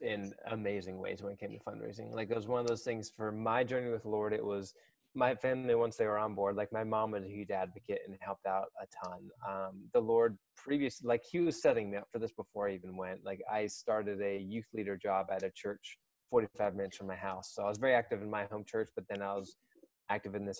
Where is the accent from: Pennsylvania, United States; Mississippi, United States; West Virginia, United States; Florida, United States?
Pennsylvania, United States; Harrisburg; moved away as an adult; now in Georgia, United States; I grew up in central Pennsylvania, Harrisburg area.